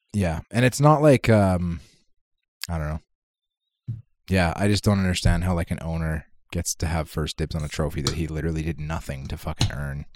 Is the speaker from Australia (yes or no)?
no; Canada; I'm a Canadian.